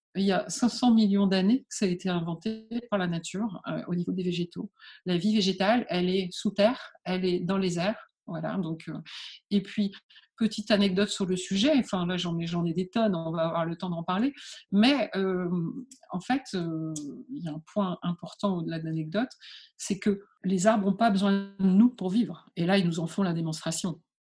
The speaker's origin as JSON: {"language": "French", "town": "Calais", "region": "Hauts-de-France", "country": "France", "tie": "born or raised there", "said": "je suis née à Calais, en fait, hein, donc euh, sur les bords euh, de la mer du Nord"}